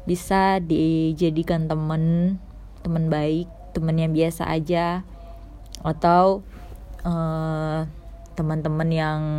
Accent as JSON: {"language": "Indonesian", "town": "Medan", "region": "North Sumatra", "country": "Indonesia", "said": "Aku berasal dari kota Medan"}